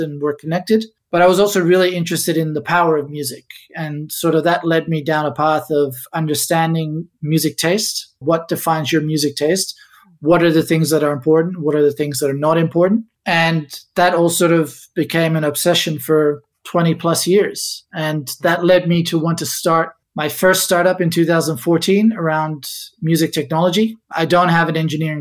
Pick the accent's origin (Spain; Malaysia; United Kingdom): Spain; Ibiza, Balearic Islands; also born or lived in Amsterdam, Netherlands; now in Australia; I was born in Amsterdam many, many years ago, but I actually grew up in Ibiza, small little island in the Mediterranean, part of Spain